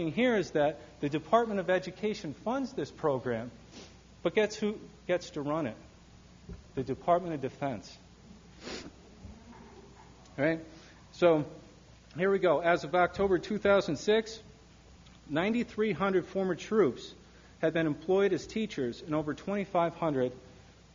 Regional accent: Michigan, United States; My home state of Michigan

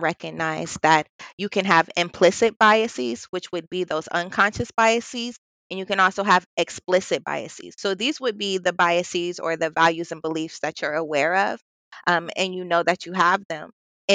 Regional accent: Columbus, Ohio, United States; I'm from Columbus, born and raised

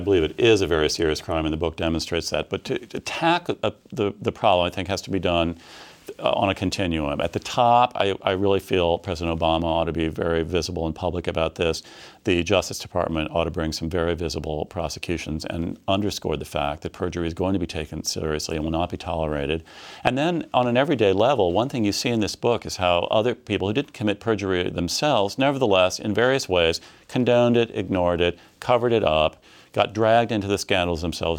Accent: Midwest, United States; I grew up in the Midwest in a small city

